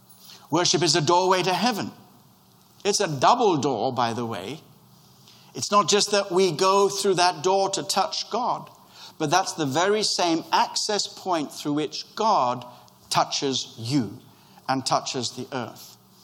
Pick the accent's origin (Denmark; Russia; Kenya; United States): Kenya; born there; I was born in Kenya